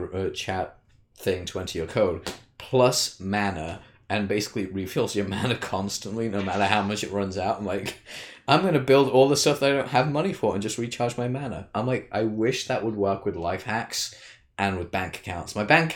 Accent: Canada; I'm from Canada. Oh, Canada. I'm Canadian, bro.

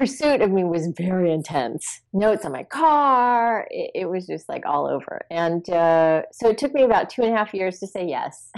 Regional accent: East Coast, United States; moved away as an adult; now in California, United States; I grew up on the East Coast where it snowed, it was cold

